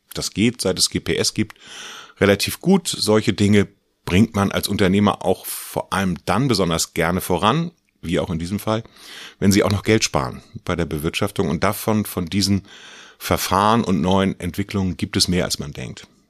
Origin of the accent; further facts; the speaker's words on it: Gnoien, Mecklenburg-Vorpommern, Germany; Ich komme aus Gneuen. Das ist eine kleine Stadt in Mecklenburg zwischen Rostock und der Demmin.